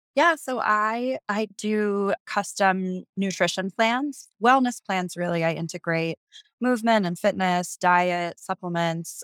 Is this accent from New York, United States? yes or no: yes; New York City, New York, United States; moved away as an adult; also born or lived in Wisconsin; now in Jackson, United States; I was born and raised in New York City and just outside